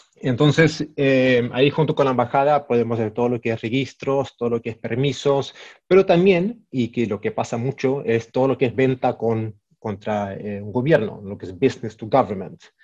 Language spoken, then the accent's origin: Spanish; Stockholm, Stockholm County, Sweden; also born or lived in Mexico; nacido y criado en Suecia, en Estocolmo.